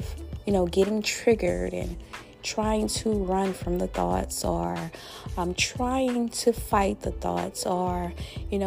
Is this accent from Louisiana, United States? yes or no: yes; Louisiana, United States; my home state, my beloved state, that boot state of Louisiana